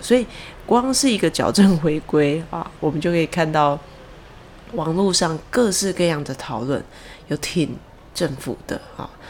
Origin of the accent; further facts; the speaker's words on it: Taichung, Taiwan; 像我是台中人